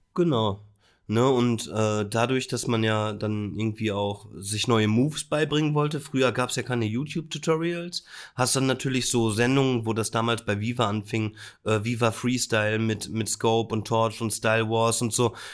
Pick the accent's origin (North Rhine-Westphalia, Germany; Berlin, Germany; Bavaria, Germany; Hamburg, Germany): North Rhine-Westphalia, Germany; Bielefeld; born or raised there